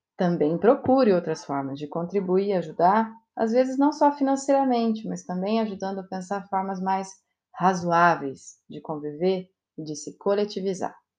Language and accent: Portuguese; Brazil; a gente é brasileiro